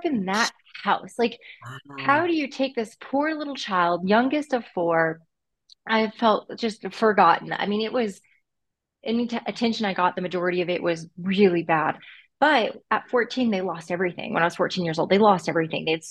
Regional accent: Northwest Indiana, United States; I'm from Northwest Indiana. My parents owned a performing arts school.

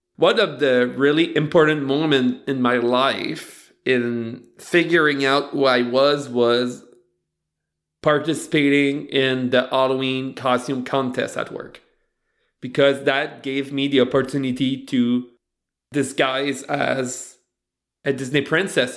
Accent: Beresford, New Brunswick, Canada; moved away; I grew up in Beresford, right beside Batters.

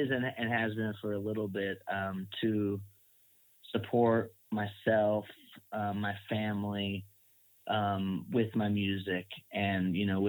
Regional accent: Oakland, California, United States; now in Hermosa Beach, United States; the guys I grew up with in Oakland

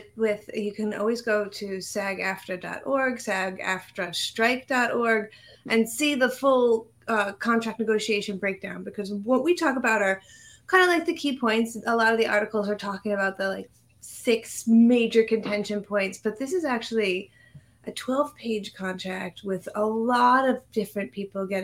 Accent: New York City, New York, United States; someone who is actually from Queens, I'm from Bayside, which is just next to Flushing

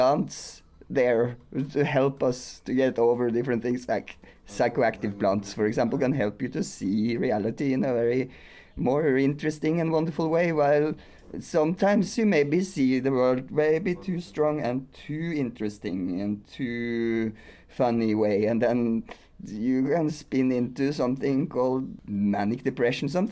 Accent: Norway; I come from Norway

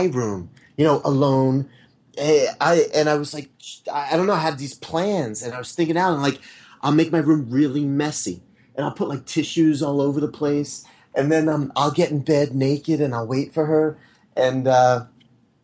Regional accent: Blue Ball, Pennsylvania, United States; I was born and I grew up in Blue Ball, Pennsylvania

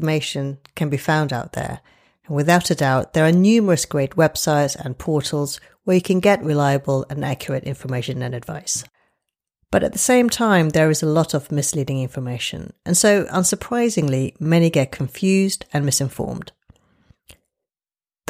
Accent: London, United Kingdom; also born or lived in Glasgow / Paris / Los Angeles; I'm a Londoner and I trained in this great city

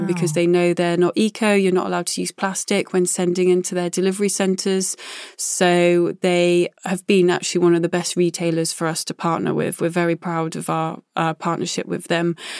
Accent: Glastonbury, South West England, United Kingdom; I was born outside Glastonbury, so growing up and going to festivals has always been something that I've done

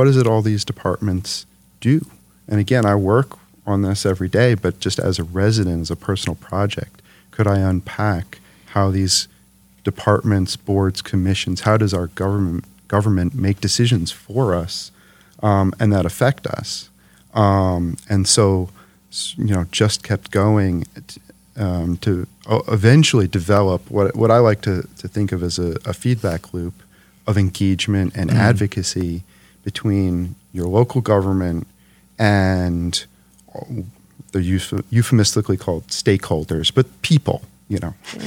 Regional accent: New York City, New York, United States; moved away as an adult; now in Detroit, United States; New York City originally, New York City. Brooklyn.

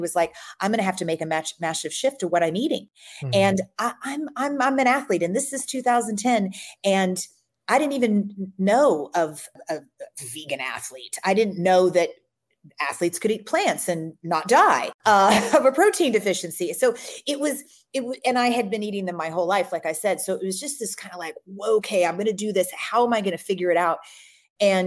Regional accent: Louisville, Kentucky, United States; I grew up in Louisville, Kentucky, and I grew up on every animal food you could imagine

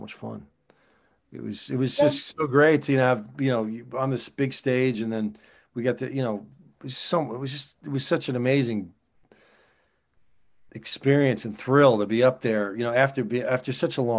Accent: New Jersey, United States; moved away as an adult; now in California, United States; I'm originally from New Jersey

